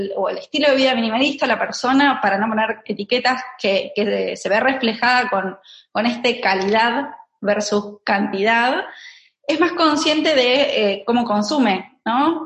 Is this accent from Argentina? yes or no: yes; Argentina; moved away as an adult; now in Barcelona, Spain; nací en Argentina, tengo 34 años. Eh, en este momento estoy viviendo en Barcelona